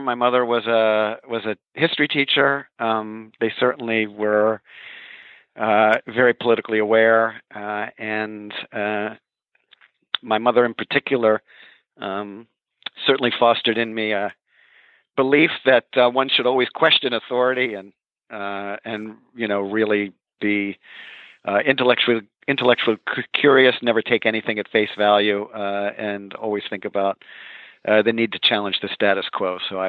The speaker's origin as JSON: {"language": "English", "town": "Baltimore", "region": "Maryland", "country": "United States", "moved": "as an adult", "said": "I'm from Baltimore, Maryland."}